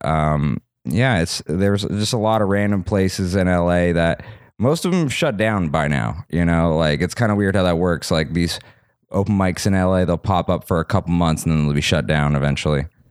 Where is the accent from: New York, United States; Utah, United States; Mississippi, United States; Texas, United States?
Utah, United States; Salt Lake City; moved away as an adult; also born or lived in Santa Monica, California; now in Los Angeles, United States; I was born in Santa Monica, but I grew up, uh, my dad got a job in Utah. when I was, like, three